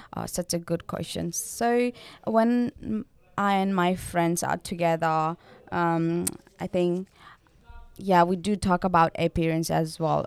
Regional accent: Nepal; moved away as an adult; now in Australia; I'm from Nepal, and I'm studying Bachelor's of Community Service, and I'm international

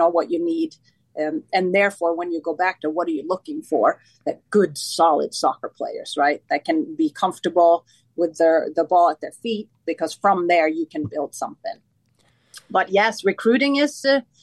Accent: Sweden; moved away as an adult; also born or lived in Stockholm, Sweden; now in United States; when I was 19, I was recruited to play in the top league in Stockholm, the capital of Sweden. And the journey was from my hometown to Stockholm

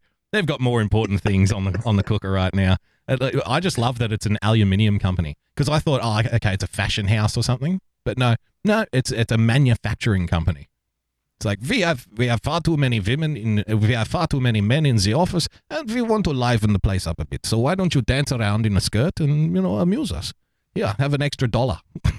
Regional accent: Australia; Now, as an Australian, I can tell you culturally, we are prone to drinking games and drinking obscene amounts of alcohol whenever possible.

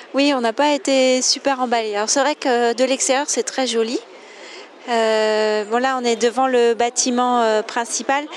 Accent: France; je suis française j'habite près de Paris

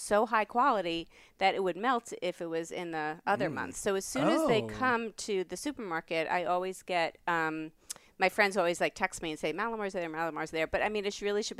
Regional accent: New York, United States; I'm from New York.

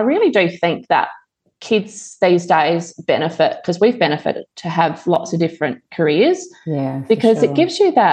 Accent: Streaky Bay, South Australia, Australia; moved away as an adult; also born or lived in Adelaide, Australia; relocated to my hometown

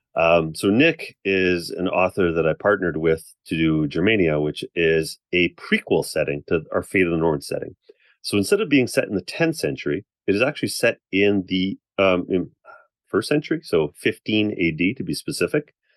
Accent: Canada; I'm Canadian

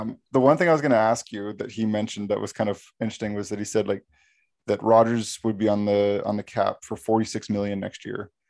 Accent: Canada; we're from Canada

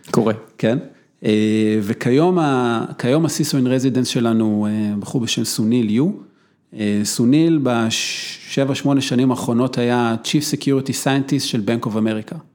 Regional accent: Israel; שאנחנו ישראלים

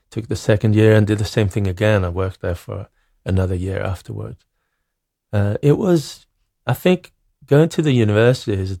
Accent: Norrköping, Östergötland, Sweden; moved away as an adult; also born or lived in Greece / Norway; I grew up in Norrköping, which is a, a medium sized town in Sweden. It, it's a nice town, but it's not like Stockholm or any like big, big city

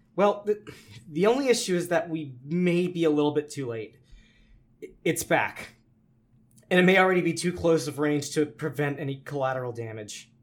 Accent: Louisiana, United States; we're from Louisiana

